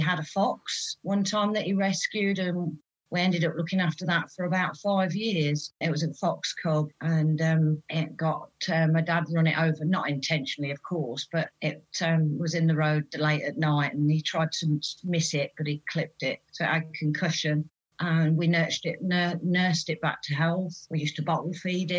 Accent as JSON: {"language": "English", "town": "Peterborough", "region": "East of England", "country": "United Kingdom", "tie": "born or raised there", "accent": "Fen", "said": "I was born in the city, but I've been more in the countryside, really. So my growing up, I had a lovely Farmer Giles Fenn accent."}